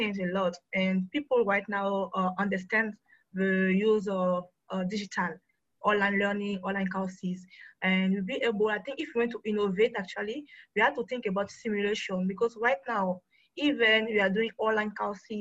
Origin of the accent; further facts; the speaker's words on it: Côte d’Ivoire; now in Ghana; I'm from Ivory Coast, but I'm based in Ghana.